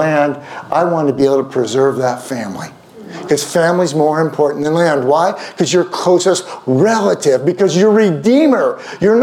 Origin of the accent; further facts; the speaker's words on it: Houston, Texas, United States; accent: Southern; moved away; I grew up in Houston for 12 years